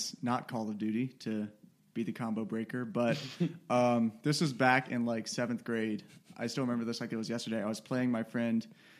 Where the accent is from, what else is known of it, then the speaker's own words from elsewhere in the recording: Boone, North Carolina, United States; Because we're from Boone.